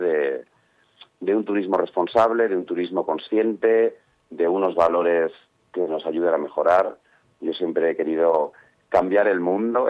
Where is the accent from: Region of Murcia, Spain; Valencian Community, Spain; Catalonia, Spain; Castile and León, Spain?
Castile and León, Spain; Burgos; moved away as an adult; also born or lived in Ibiza / Mexico / Ireland / Madrid; yo he nacido en Burgos ciudad, pero soy el chico del médico